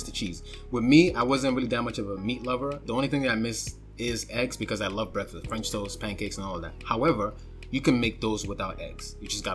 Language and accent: English; Nigeria; I'm Nigerian